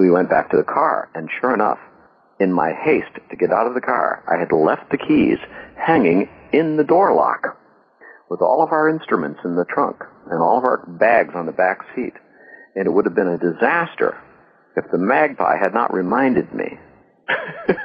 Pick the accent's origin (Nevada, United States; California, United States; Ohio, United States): Ohio, United States; Canton; moved away; also born or lived in Washington, D.C.; my hometown of Canton, Ohio